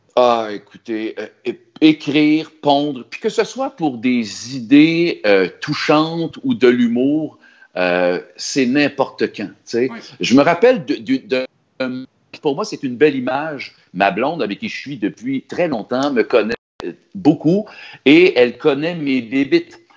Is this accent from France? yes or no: no; Sorel-Tracy, Quebec, Canada; je suis de Sorel